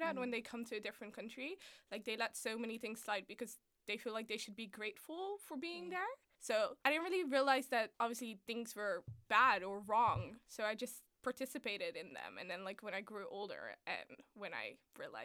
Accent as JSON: {"language": "English", "town": "Delft", "region": "South Holland", "country": "Netherlands", "tie": "born or raised there", "also_born_or_lived": "The Hague, Netherlands", "moved": "as an adult", "lives_now": "London, United Kingdom", "said": "I was like born and raised in Holland."}